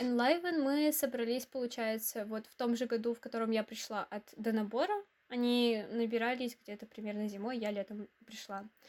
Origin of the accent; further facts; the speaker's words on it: Izhevsk, Udmurtia, Russia; Мне 19 лет. Я из Ижевска.